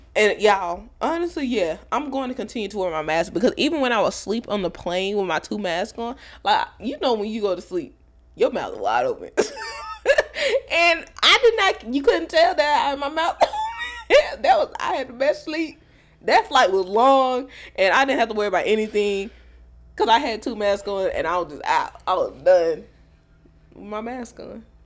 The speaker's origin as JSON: {"language": "English", "region": "Texas", "country": "United States", "tie": "born or raised there", "said": "I'm from Texas, born and raised from Texas."}